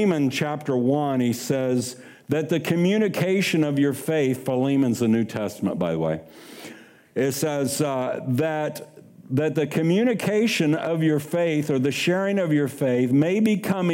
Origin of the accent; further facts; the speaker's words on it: Kansas City, United States; moved away as an adult; also born or lived in Sacramento, Pennsylvania; I'm from Kansas City